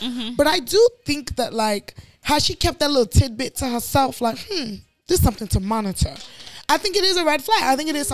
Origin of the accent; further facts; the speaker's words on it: Chicago, Illinois, United States; also born or lived in Nigeria (household) / East Coast; I grew up where I grew up, so it's like I have a lot of, like, you know, Southside Chicago ways